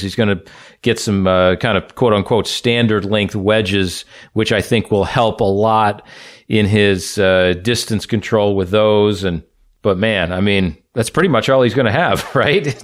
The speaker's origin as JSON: {"language": "English", "region": "South Florida", "country": "United States", "tie": "born or raised there", "said": "growing up in South Florida"}